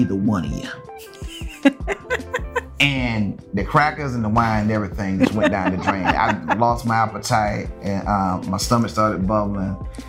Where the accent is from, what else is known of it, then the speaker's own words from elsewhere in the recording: Lynchburg, South Carolina, United States; moved away as an adult; now in Los Angeles, United States; I grew up in South Carolina, which is a Bible Belt